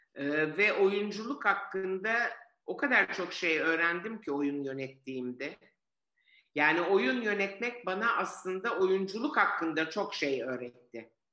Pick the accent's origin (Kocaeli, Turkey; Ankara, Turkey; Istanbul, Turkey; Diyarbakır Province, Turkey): Istanbul, Turkey; also born or lived in Florence, Italy; Biz bu yüzden Cihangir'e taşındık